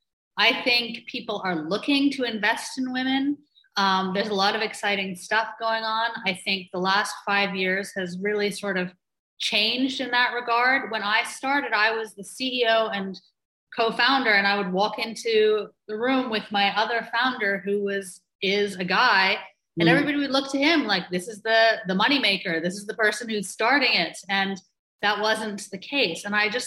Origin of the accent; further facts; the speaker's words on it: Ireland; accent: muddled; also born or lived in Toronto, Canada; So I was actually born in Toronto, but my accent is not Canadian. My mother was Irish, so I grew up also in Ireland, and my dad American. So I have three different passports and a very muddled accent.